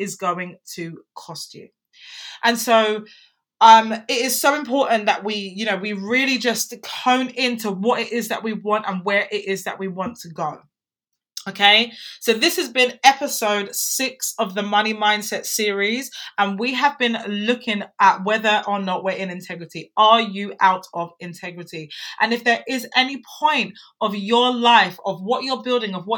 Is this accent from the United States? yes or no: no; England, United Kingdom; I'm an English woman